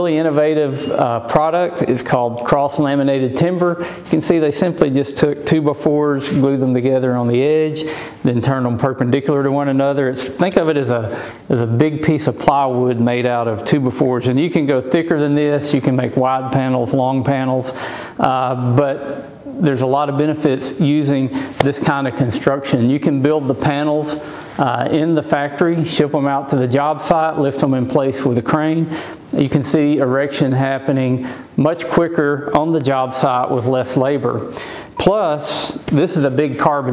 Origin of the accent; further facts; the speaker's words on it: Arkansas, United States; my home state of Arkansas